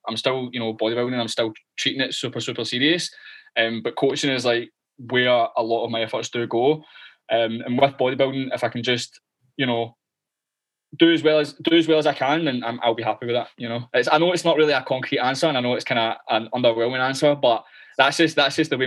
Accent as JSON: {"language": "English", "town": "Glasgow", "region": "Scotland", "country": "United Kingdom", "accent": "thick Glaswegian", "said": "I'm Glaswegian, right? I know my accent's pretty thick."}